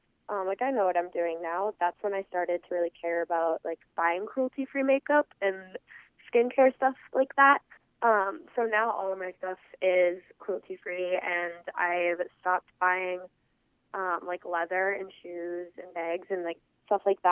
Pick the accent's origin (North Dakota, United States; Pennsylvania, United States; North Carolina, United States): North Dakota, United States; I am from North Dakota.